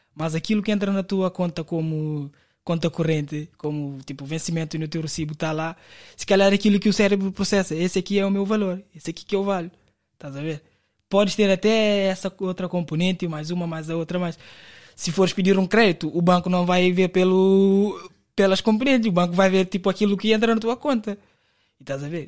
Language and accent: Portuguese; Cape Verde; moved away as an adult; now in Portugal; vim de Cabo Verde em 2019 para trabalhar na Vodafone